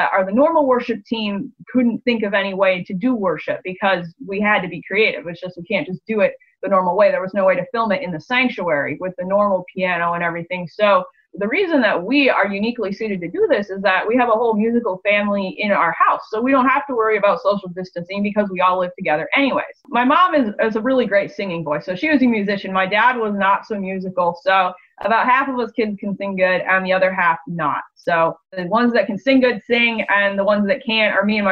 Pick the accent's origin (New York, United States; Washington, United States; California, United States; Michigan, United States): Michigan, United States; Otsego; I'm from Otsego, Michigan.